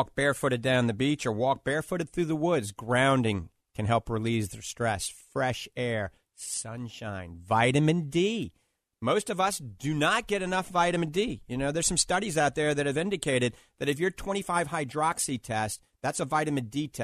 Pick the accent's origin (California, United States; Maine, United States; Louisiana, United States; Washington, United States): Louisiana, United States; New Orleans; I grew up in New Orleans